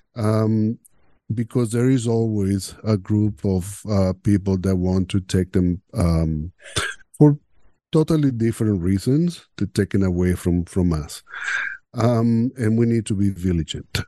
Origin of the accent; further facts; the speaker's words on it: Venezuela; English is a second language; moved away as an adult; now in Canada; growing up in Venezuela, in a machista so, uh, society